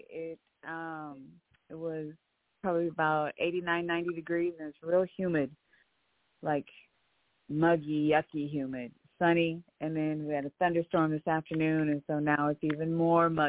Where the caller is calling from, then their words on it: Omaha, Nebraska, United States; I'm calling from Omaha, Nebraska.